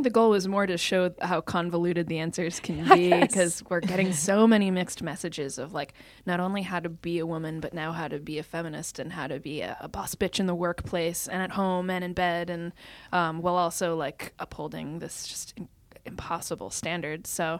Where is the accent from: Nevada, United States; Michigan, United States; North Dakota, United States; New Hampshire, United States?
New Hampshire, United States; Bedford; I grew up in Bedford, New Hampshire.